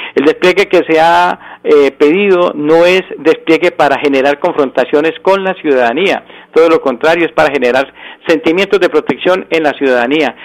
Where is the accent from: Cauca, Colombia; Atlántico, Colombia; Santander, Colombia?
Santander, Colombia; soy colombiano y soy santanderiano